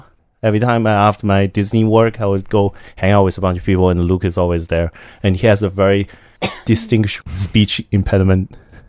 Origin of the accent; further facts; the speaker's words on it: China; moved away; I was born in China